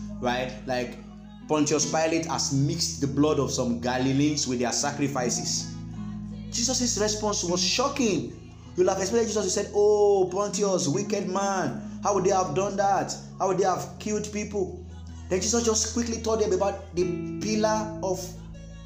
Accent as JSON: {"language": "English", "country": "Nigeria", "said": "us as Nigerians"}